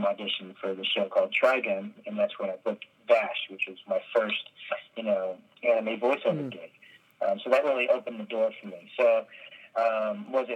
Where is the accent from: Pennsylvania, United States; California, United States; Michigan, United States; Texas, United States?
Texas, United States; I grew up in Texas